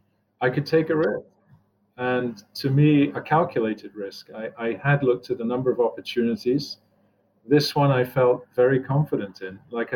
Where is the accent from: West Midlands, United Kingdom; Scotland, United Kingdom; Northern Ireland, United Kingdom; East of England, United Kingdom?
Scotland, United Kingdom; moved away as an adult; also born or lived in New Jersey, United States; now in Cleveland, United States; I've lived in New Jersey longer than I've ever lived anywhere else. I'm originally from Scotland. I was used to moving every 3 years.